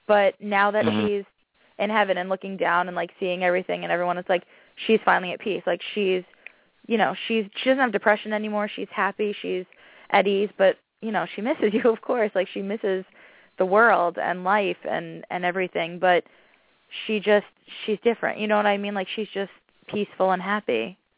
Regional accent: Tennessee, United States

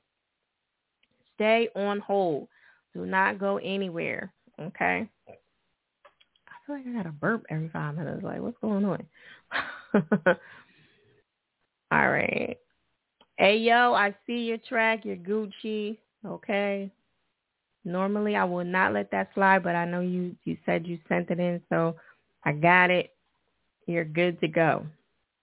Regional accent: New Jersey, United States; Jersey. All right. Okay. That's my home state

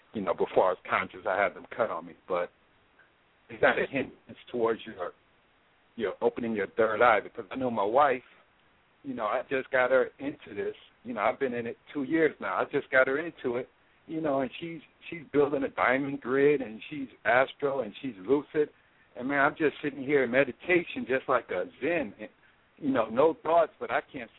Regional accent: Atlanta, Georgia, United States; I'm calling from Atlanta. I don't claim it, but I'm from Atlanta

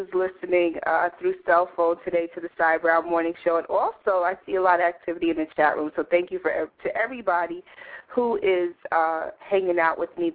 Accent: Passaic, New Jersey, United States; I was in the city of Passaic, New Jersey, which is my hometown

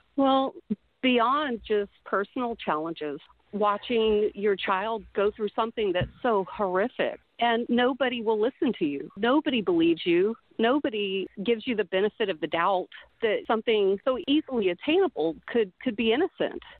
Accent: Mississippi, United States; I am from Mississippi

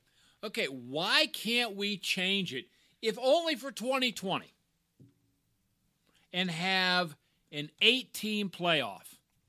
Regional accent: Ireland; I'm an Irishman.

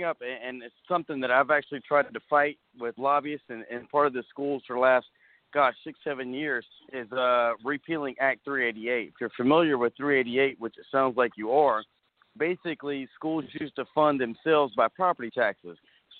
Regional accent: United States; I grew up in Caldwell County

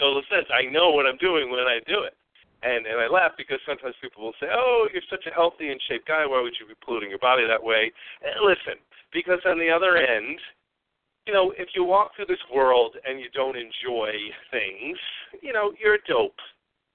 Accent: New York, United States; moved away; also born or lived in Arizona; I'm originally from New York

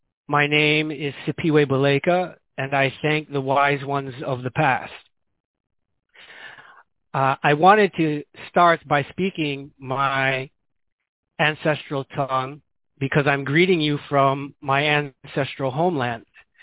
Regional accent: Chicago, Illinois, United States; moved away as an adult; also born or lived in New Haven, Connecticut; now in Guinea-Bissau; I was born and raised in Chicago, or suburbs of Chicago

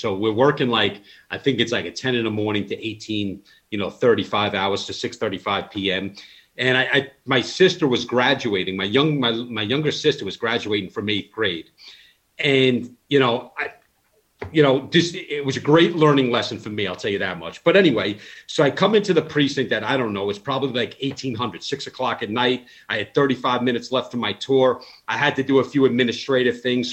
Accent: Long Island, New York, United States; I grew up on Long Island, New York, born in 79.

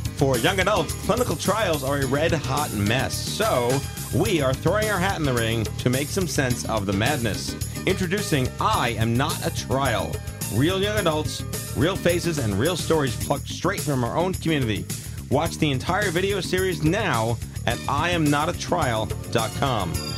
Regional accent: New York City, New York, United States; I'm from Brooklyn

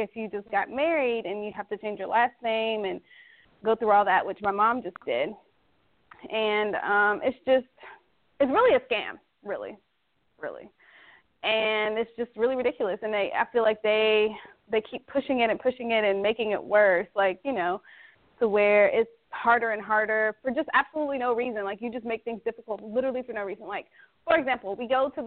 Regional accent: Netherlands; now in United States; I am from the Netherlands, and I am not an American citizen

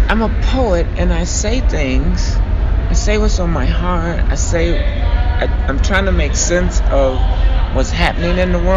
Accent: Chicago, Illinois, United States; now in Minneapolis, United States; born and raised in Chicago, though I do want to, you know, that's my hometown.

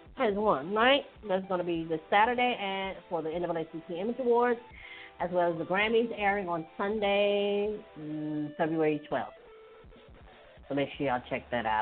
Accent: Hattiesburg, Mississippi, United States; moved away; my hometown, Hattiesburg

